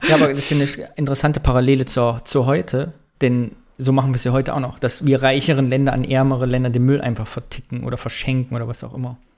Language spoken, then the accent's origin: German; East Germany, Germany; Hat unsere DDR-Sozialisation bis heute gewirkt?